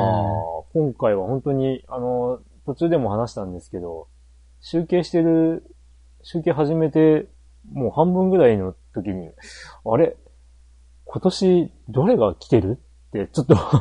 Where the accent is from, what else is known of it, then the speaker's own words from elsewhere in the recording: Japan; 日本に、で生まれ育ってる